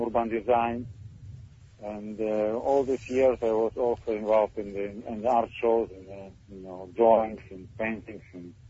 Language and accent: English; Moscow, Russia; English is a second language; now in Israel; I very much changed my style when I came to Israel 20 years ago. I was came from Moscow, and when I met my Rebbe in Yerushalayim